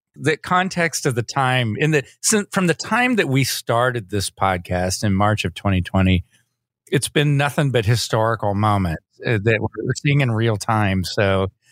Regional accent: Austin, Texas, United States; also born or lived in Georgetown, Texas; growing up in Austin and Georgetown

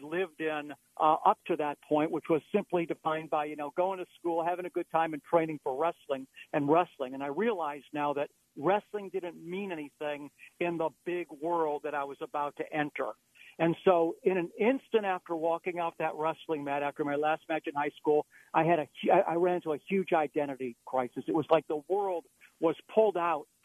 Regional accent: Beachwood, Ohio, United States; I grew up in an eastern suburb of Cleveland called Beechwood, Ohio

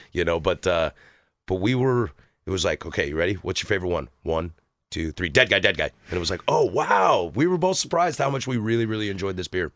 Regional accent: the Northwest, Pacific Northwest, United States; born and raised in the Northwest

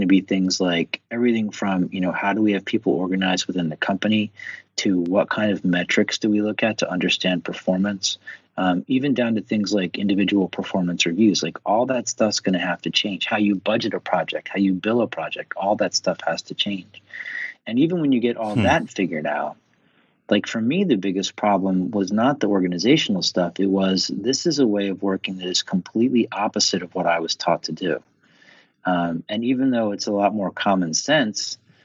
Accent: Philadelphia, Pennsylvania, United States; an Irish Catholic from Philadelphia

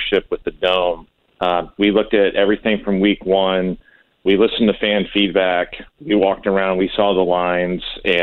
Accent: St. Louis, Missouri, United States; we're all born and raised in St. Louis

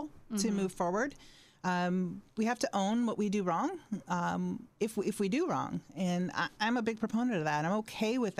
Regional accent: Fort Wayne, Indiana, United States; I am from Fort Wayne

